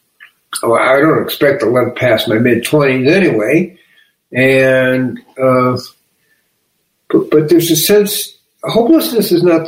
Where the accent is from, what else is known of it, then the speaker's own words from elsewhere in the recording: Chicago, Illinois, United States; I'm from Chicago.